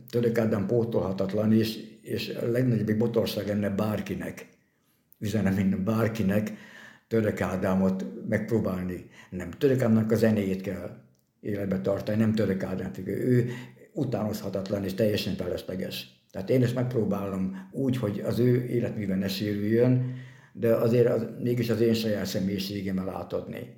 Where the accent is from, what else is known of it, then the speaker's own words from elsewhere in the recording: Hungary; also born or lived in Győr, Hungary; now in Miskolc, Hungary; én, aki a hegyek között nőttem fel